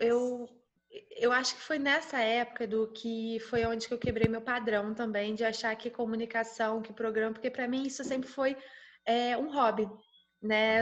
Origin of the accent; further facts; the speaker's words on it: Petrópolis, Rio de Janeiro, Brazil; eu sou de Petrópolis, região serrana do Rio de Janeiro